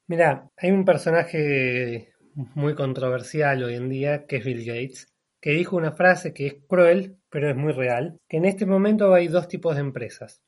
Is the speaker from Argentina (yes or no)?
yes; Buenos Aires, Argentina; moved away as an adult; also born or lived in Cutral Có, Neuquén, Argentina; Yo nací en un pequeño pueblito de la Patagonia que se llama Cutralcó, o sea, al sur de Argentina, norte de la Patagonia. Pero viví casi toda mi vida en Buenos Aires. Básicamente soy más bonaerense que neuquino